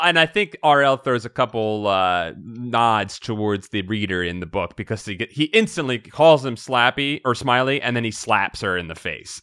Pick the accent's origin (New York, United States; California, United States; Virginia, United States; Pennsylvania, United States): Pennsylvania, United States; Philadelphia; I'm from Philadelphia